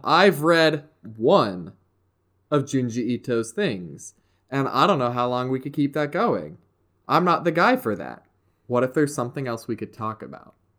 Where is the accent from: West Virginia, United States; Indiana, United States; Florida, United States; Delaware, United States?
West Virginia, United States; I am from good old West Virginia